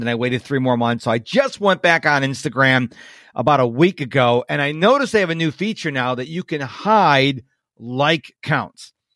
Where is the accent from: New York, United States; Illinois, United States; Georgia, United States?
New York, United States; Rochester; now in Houston, United States; I was born in New York, uh, Rochester, New York